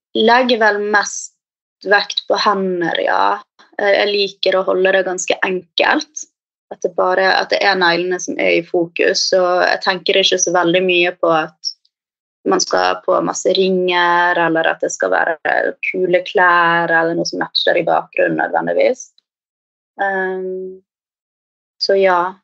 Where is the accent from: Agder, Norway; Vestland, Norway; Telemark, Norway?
Vestland, Norway; Bergen; moved away as an adult; now in Oslo, Norway; jeg kommer opprinnelig fra Bergen, men har bodd i Oslo nå de siste fem